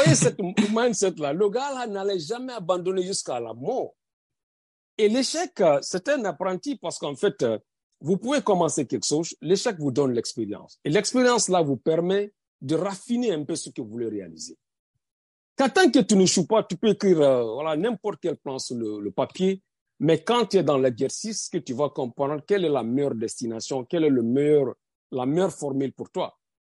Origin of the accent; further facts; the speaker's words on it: Guinea; moved away as an adult; now in United States; Je suis guinéen américain, pas le, pas le sens contraire. Je suis d'abord guinéen.